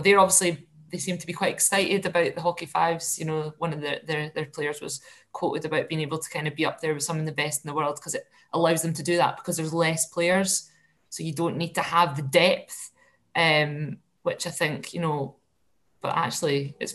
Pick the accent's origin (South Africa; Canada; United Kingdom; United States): United Kingdom; Scotland; as a Scot